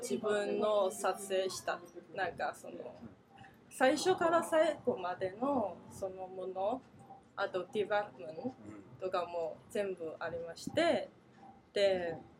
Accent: Changsha, Hunan, China; Japanese is a second language; also born or lived in London; now in Japan; 私地元は電車なかなかった

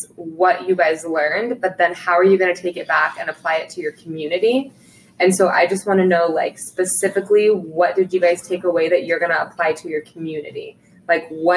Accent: Washington, United States; we're all from Washington

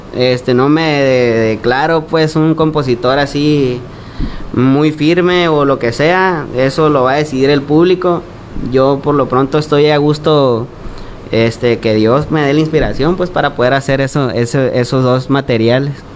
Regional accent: Navojoa, Sonora, Mexico; somos del pueblo de los Guayums, Navajoa, Sonora. Este, pues ahí toda mi infancia ahí me la pasé

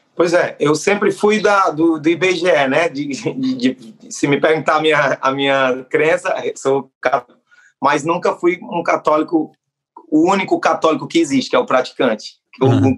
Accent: Northeast Region, Brazil; sou nordestino

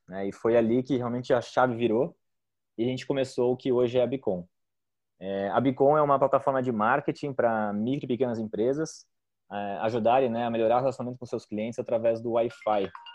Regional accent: Joinville, Santa Catarina, Brazil; eu sou de Joinville

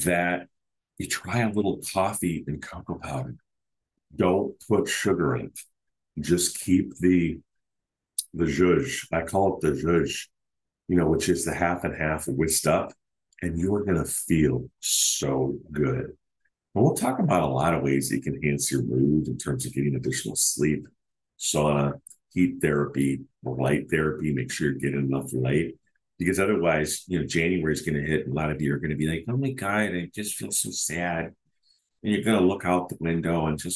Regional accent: United States; I'm an American man

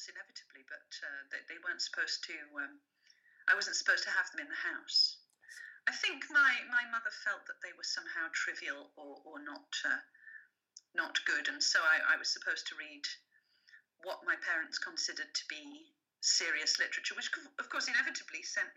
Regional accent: England, United Kingdom; first language French; English is a second language; French was my first language because my mother didn't speak English when she came to England. I learned English when I went to school

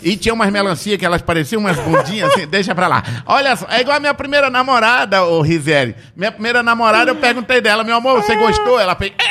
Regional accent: Tefé, Amazonas, Brazil; moved away; Lá em Tefé, de onde eu vim

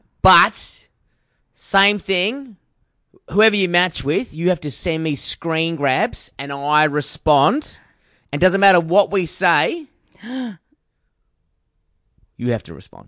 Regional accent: Forestfield, Western Australia, Australia; I'm from Forestfield.

